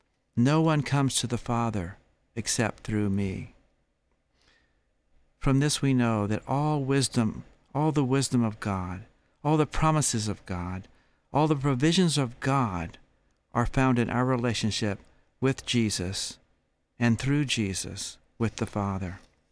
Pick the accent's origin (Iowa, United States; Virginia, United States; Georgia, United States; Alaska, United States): Georgia, United States; I was 25 years old and I was visiting California from Georgia.